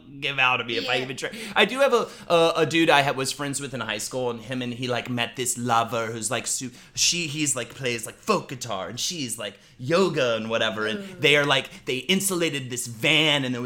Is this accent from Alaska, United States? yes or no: no; North Carolina, United States; I am from North Carolina